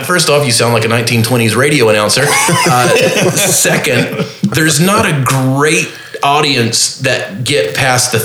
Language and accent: English; Mount Airy, North Carolina, United States; now in Charlotte, United States; I grew up in the mountains of North Carolina, the bottom of the mountain. Like if you've ever seen the Andy Griffith Show, I am from Mayberry